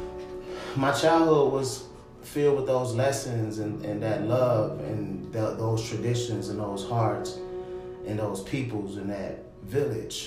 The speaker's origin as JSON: {"language": "English", "town": "Minneapolis", "region": "Minnesota", "country": "United States", "tie": "born or raised there", "also_born_or_lived": "Chicago, Illinois", "said": "I grew up in Minneapolis, I'm from Minneapolis"}